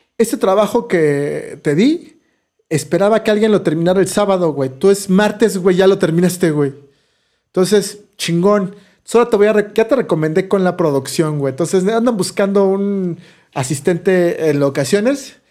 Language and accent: Spanish; Mexico City, Mexico; de, la Ciudad de México